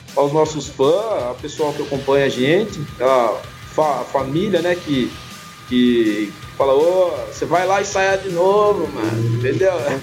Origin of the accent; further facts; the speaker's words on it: São Paulo, Brazil; Somos de São Paulo